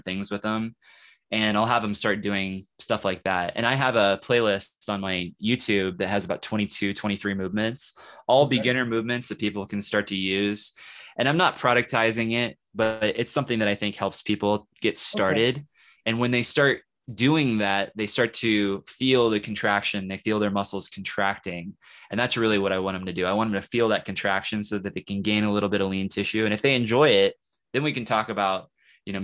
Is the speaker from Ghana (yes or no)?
no; Kansas City, United States; now in Lawrence, United States; I live in Lawrence, okay, and I'm from Kansas City, so I know that city well